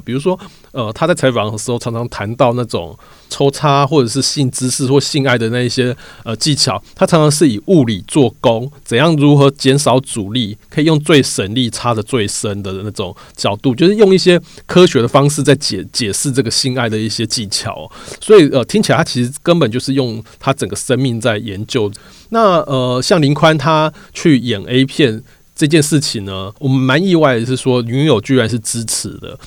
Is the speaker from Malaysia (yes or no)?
no; Taiwan; 台湾的男生的共同成长经验，其实我们都是看色情片长大，就是 A V 片，不管是日本的或是欧美的，我们就看各种色情产品长大的